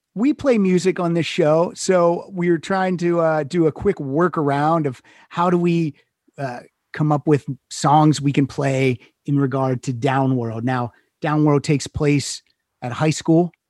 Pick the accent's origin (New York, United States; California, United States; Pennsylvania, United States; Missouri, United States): Pennsylvania, United States; moved away as an adult; also born or lived in Chicago; now in Los Angeles, United States; I'm originally from Pennsylvania, lived in Chicago 6 years and then I moved out here.